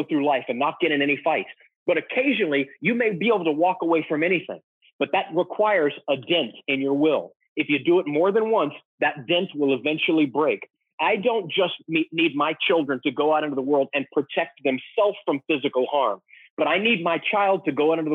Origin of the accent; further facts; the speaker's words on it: Texas, United States; I grew up in Texas